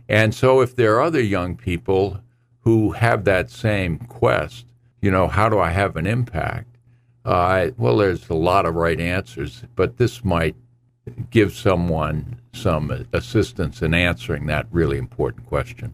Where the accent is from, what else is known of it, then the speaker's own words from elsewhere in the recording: New Bedford, Massachusetts, United States; my hometown of New Bedford